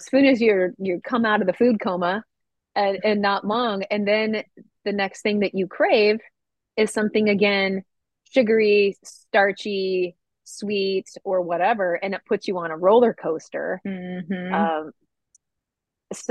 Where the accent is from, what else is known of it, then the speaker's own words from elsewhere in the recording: Midwest, United States; I grew up in the Midwest